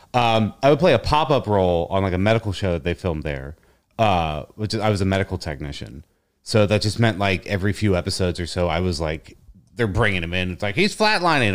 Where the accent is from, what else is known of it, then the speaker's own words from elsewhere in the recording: Cincinnati, Ohio, United States; moved away as an adult; also born or lived in Chicago; I was born and raised in Cincinnati, Ohio